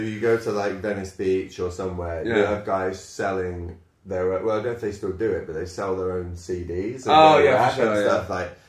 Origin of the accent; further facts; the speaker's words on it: Liverpool, North West England, United Kingdom; I'm from Liverpool, and that's cool.